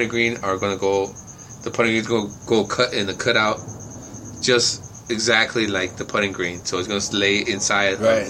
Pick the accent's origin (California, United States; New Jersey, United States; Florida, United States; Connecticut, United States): California, United States; now in Tempe, United States; I'm from Cali. West side.